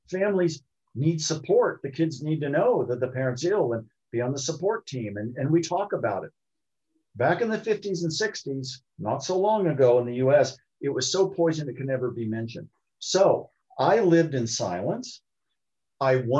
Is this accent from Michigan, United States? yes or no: no; Columbus, Ohio, United States; I was born in Columbus, Ohio